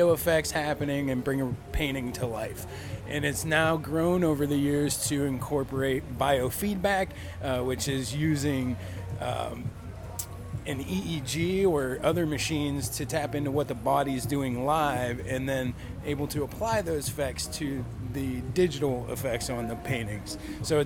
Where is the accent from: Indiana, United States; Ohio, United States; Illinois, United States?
Ohio, United States; moved away as an adult; now in New Smyrna Beach, United States; I'm from Ohio originally. Moved to Florida about 7 years ago